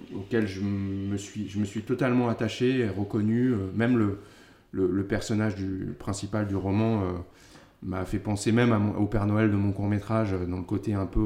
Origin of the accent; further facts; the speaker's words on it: Paris, Île-de-France, France; j'ai grandi à Paris